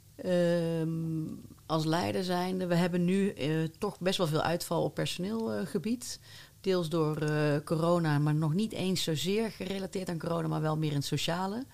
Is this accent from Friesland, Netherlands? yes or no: no; North Brabant, Netherlands; Ik ben ook geboren in Brabant